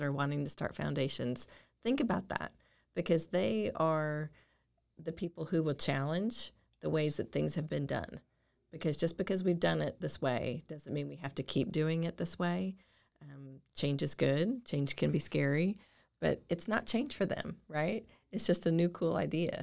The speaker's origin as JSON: {"language": "English", "town": "Boulder", "region": "Colorado", "country": "United States", "said": "we're from Boulder"}